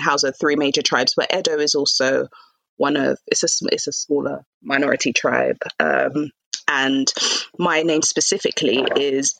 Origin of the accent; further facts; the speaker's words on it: London, United Kingdom; I grew up in London.